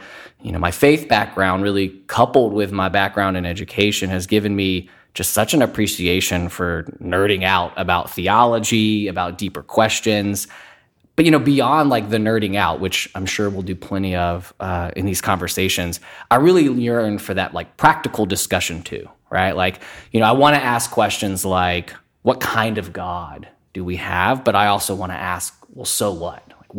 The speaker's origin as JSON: {"language": "English", "town": "Fayetteville", "region": "North Carolina", "country": "United States", "tie": "born or raised there", "lives_now": "Houston, United States", "said": "I was originally born and raised in Fayetteville, North Carolina. My dad was in the military, so we spent most of our time in and around Fort Bragg."}